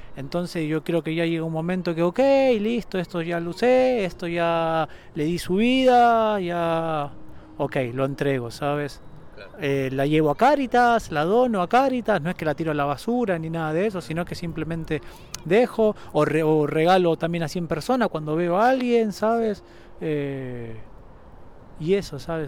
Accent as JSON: {"language": "Spanish", "country": "Argentina", "moved": "yes", "said": "Yo soy de Argentina, vuelvo a la Argentina porque me gusta ver a mi familia"}